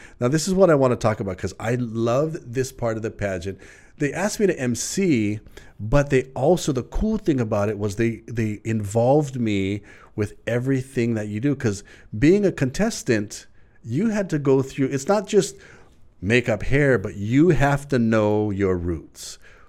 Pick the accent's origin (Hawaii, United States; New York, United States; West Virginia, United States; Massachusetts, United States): Hawaii, United States; Mililani; from Mililani, right?